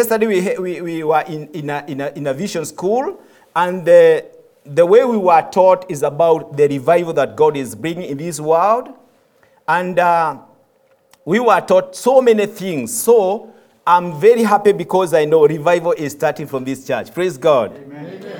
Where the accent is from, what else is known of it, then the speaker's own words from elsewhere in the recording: Kenya; moved away as an adult; I'm from Kenya. I have been a pastor for 14 years in Kenya